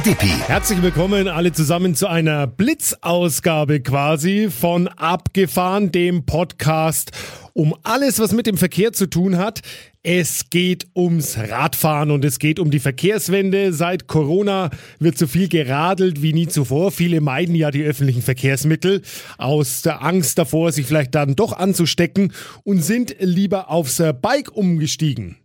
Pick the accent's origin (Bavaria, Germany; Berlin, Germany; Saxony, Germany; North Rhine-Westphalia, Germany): Bavaria, Germany; Nuremberg; bei uns in Nürnberg